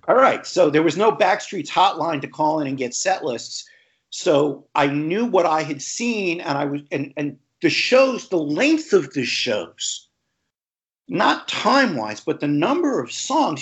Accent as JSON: {"language": "English", "area": "Long Island", "region": "New York", "country": "United States", "tie": "born or raised there", "said": "where I grew up on Long Island"}